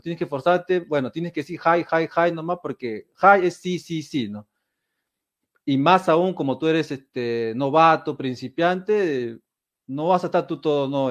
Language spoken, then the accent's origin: Spanish; Peru; now in Japan; Soy peruano